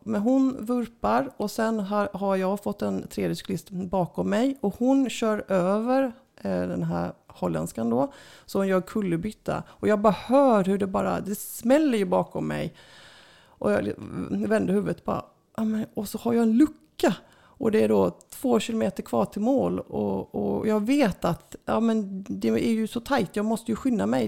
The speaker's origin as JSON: {"language": "Swedish", "country": "Sweden", "said": "jag kommer från Sverige"}